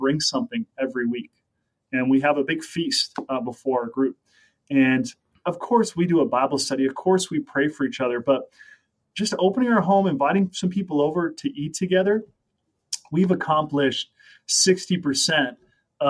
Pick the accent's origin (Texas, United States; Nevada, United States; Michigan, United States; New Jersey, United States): Nevada, United States; Las Vegas; also born or lived in Sacramento, California; now in Minnesota, United States; I grew up in Las Vegas, Nevada